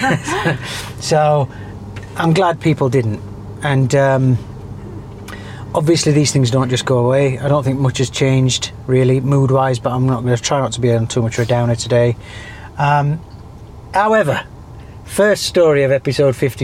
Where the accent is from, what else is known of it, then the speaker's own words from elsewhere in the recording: United Kingdom; now in Dubai, United Arab Emirates; I'm too British